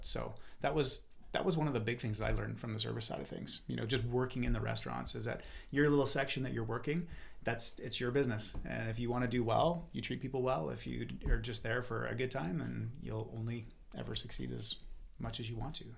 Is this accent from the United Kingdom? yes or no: no; Calgary, Alberta, Canada; also born or lived in Okanagan, British Columbia / Kelowna; now in Vernon, Canada; I was born and raised in Calgary. Moved out to the Okanagan in '94